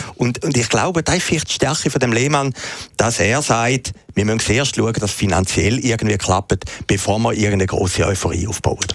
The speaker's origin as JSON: {"language": "German", "country": "Switzerland", "said": "für uns, kleine Schweizer"}